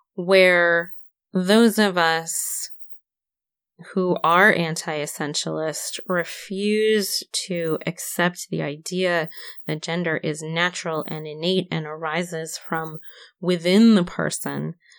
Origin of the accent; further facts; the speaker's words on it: Syracuse, New York, United States; born and raised in Syracuse, New York.